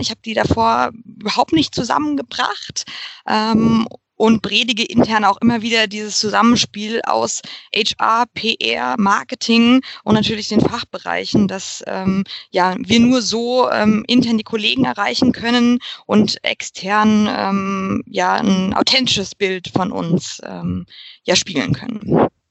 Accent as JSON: {"language": "German", "town": "Frankfurt", "region": "Hesse", "country": "Germany", "moved": "yes", "lives_now": "Munich, Germany", "said": "Ursprünglich komme ich aus Frankfurt"}